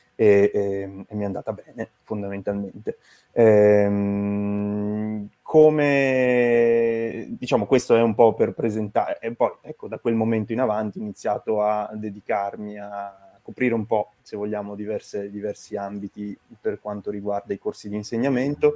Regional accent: Turin, Piedmont, Italy; also born or lived in Venice; io sono appunto originario di Torino

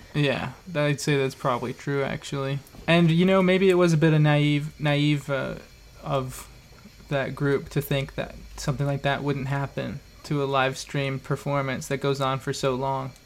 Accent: Idaho, United States; I grew up in Idaho, you know, in a farm town

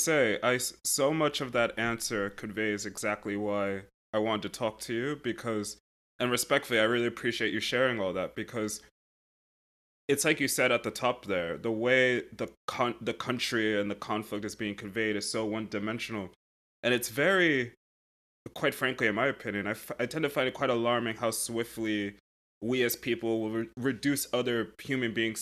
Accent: United States; as an American

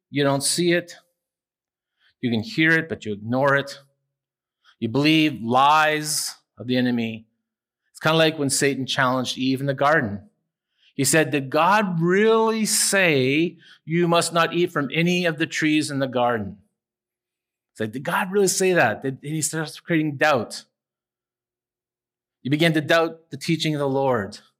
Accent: Owen Sound, Ontario, Canada; Down a couple of houses from where I grew up in Owen Sound was a little guy maybe three years old named Stevie Wilson.

